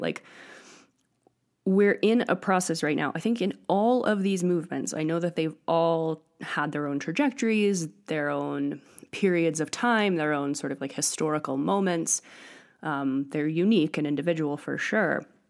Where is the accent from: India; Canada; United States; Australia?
United States; Northeast; moved away as an adult; also born or lived in Europe; now in Crestone, United States; I grew up in the Northeast